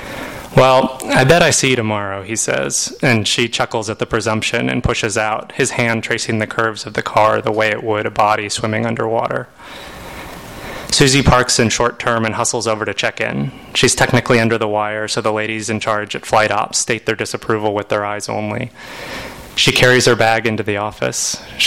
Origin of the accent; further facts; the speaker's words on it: Manhattan Beach, California, United States; I'm from Manhattan Beach and grew up in the South Bay